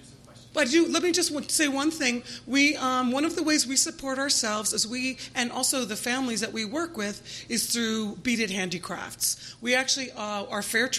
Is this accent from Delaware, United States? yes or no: yes; Delaware, United States; We're a registered nonprofit here in the state of Delaware, which is my home state.